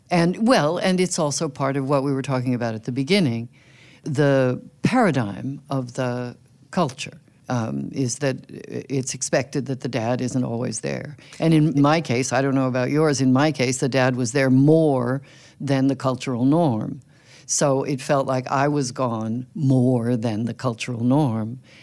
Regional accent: California, United States; now in Brooklyn, United States; I grew up in California

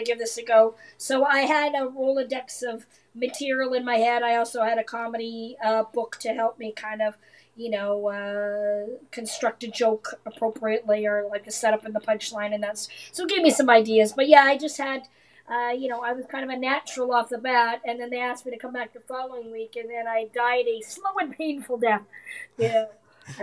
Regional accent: Canada; also born or lived in Las Vegas; now in Florida, United States; I grew up in Canada

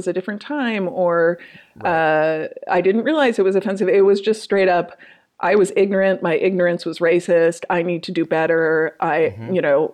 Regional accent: Minnesota, United States; I'm from Minnesota

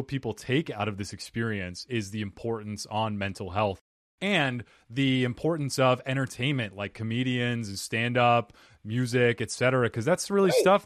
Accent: United States; I'm American, I speak Portuguese

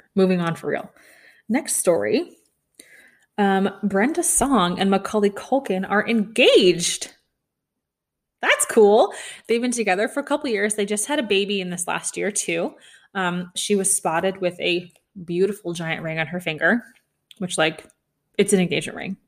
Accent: Kansas City, Missouri, United States; I'm from Kansas City.

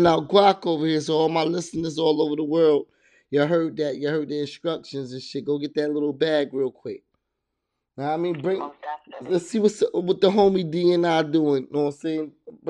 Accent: Hackensack, New Jersey, United States; also born or lived in Teaneck, New Jersey / Englewood, New Jersey; Yeah, that's where I grew up at, in Hackensack and Teaneck in Englewood, New Jersey.

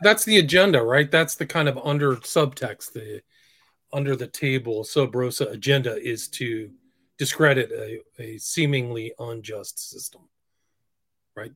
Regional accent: San Francisco, California, United States; I grew up kind of in San Francisco, around San Francisco

